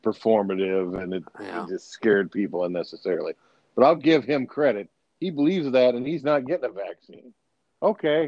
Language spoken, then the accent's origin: English; Winterset, Iowa, United States; I grew up in Winterset for a big chunk of my childhood, which is a small town southwest of Des Moines in Madison County.